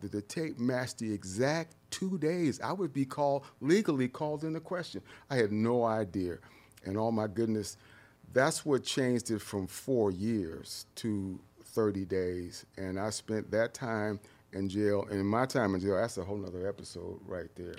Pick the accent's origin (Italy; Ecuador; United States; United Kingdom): United States; Detroit, Michigan; moved away; also born or lived in San Diego; I grew up in Detroit, and Detroit was all black